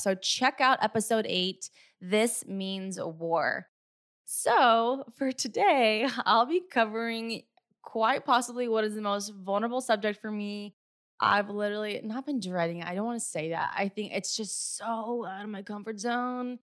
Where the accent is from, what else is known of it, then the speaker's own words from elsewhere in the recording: California, United States; also born or lived in Hawaii; I was moving back from Hawaii back home to California